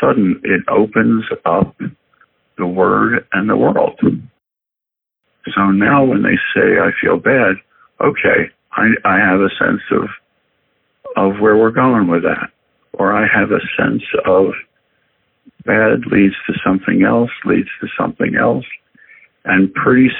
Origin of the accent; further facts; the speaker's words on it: Philadelphia, Pennsylvania, United States; moved away; also born or lived in Chicago; I was born and raised in Philadelphia